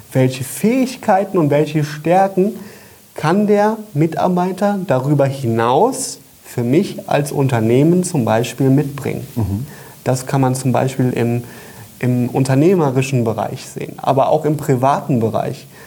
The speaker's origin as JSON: {"language": "German", "town": "Koblenz", "region": "Rhineland-Palatinate", "country": "Germany", "said": "Büroräume in Koblenz, wo wir sitzen, wo ich herkomme"}